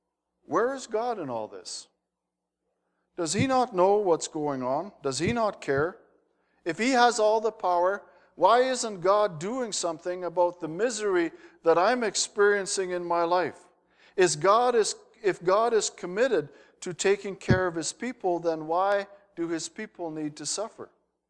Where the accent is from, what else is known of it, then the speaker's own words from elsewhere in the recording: Netherlands; I wound up as a Dutch kid. My name doesn't make sense in Holland.